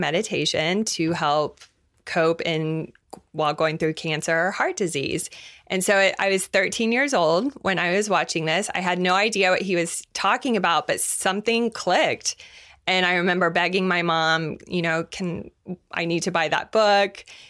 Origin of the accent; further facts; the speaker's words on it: Tulsa, Oklahoma, United States; so I grew up in Tulsa, Oklahoma, and I'm Jewish, and there were 5 Jewish people in my high school.